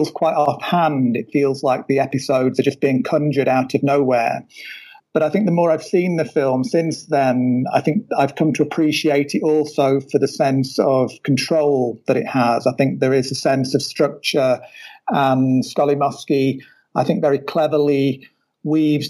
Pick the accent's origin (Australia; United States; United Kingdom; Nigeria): United Kingdom; being British myself